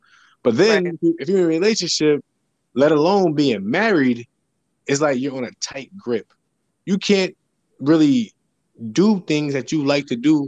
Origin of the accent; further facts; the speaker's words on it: New Jersey, United States; moved away as an adult; now in San Diego, United States; I am from New Jersey, and I currently reside in San Diego, California. Been here for 8 years.